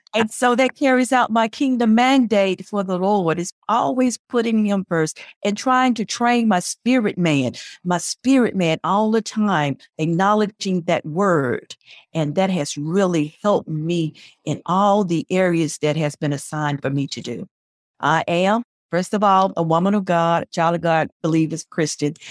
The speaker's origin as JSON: {"language": "English", "area": "Spartanburg", "region": "South Carolina", "country": "United States", "tie": "born or raised there", "also_born_or_lived": "Columbia, South Carolina", "said": "my hometown is Spinberg"}